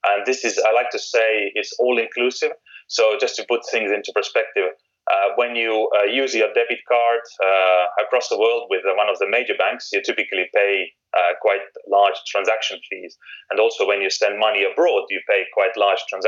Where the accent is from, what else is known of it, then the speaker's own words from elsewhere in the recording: Estonia; moved away as an adult; now in United Kingdom; I'm actually from Estonia. So when I moved from Estonia to UK